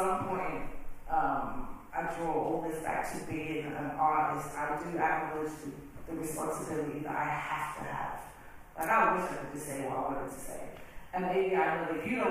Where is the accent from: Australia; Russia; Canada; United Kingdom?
United Kingdom; moved away as an adult; now in United States; I am British.